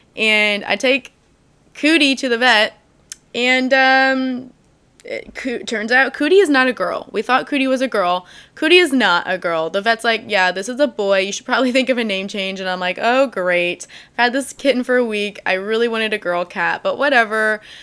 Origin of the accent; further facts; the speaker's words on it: DeSoto, Missouri, United States; also born or lived in St. Louis, Missouri; you're from DeSoto, Missouri